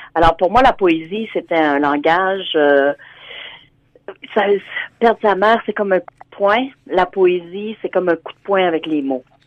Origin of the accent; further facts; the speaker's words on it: Hearst, Ontario, Canada; also born or lived in Sudbury; now in Ottawa, Canada; Je suis originaire de Hearst, mais présentement, je suis à, j'habite à Ottawa